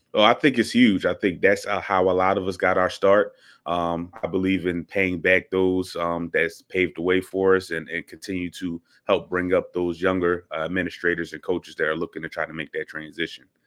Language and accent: English; Philadelphia, Pennsylvania, United States; moved away as an adult; also born or lived in St. Louis, Missouri; I am from Philadelphia, born and raised